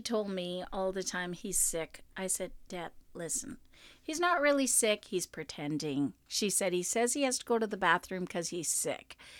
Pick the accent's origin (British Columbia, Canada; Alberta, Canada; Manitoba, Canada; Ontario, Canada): Manitoba, Canada; Winnipeg; I was from Winnipeg